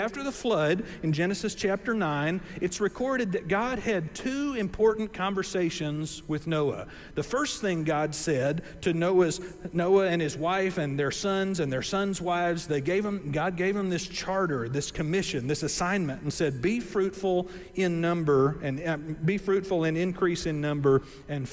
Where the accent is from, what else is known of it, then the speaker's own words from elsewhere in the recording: Gulf Coast, United States; I grew up on the Gulf Coast and grew up close to a lot of boats and stuff